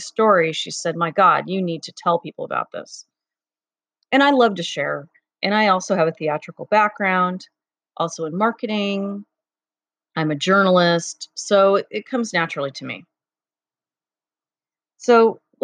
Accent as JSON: {"language": "English", "town": "Cleveland", "region": "Ohio", "country": "United States", "tie": "born or raised there", "moved": "yes", "said": "I grew up in Cleveland, Ohio for the first part of my life"}